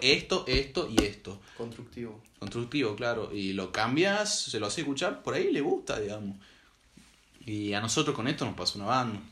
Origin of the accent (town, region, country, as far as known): Salta, Argentina